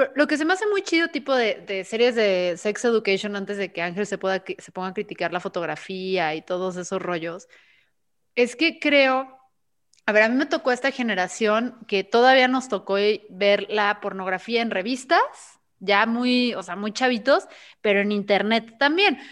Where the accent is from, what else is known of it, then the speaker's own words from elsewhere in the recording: Guadalajara, Jalisco, Mexico; aquí somos tapatíos